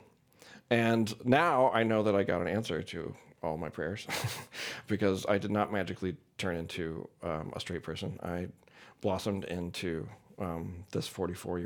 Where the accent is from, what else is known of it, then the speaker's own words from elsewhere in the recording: St. Louis, Missouri, United States; I grew up in St. Louis, Missouri, in a pretty conservative community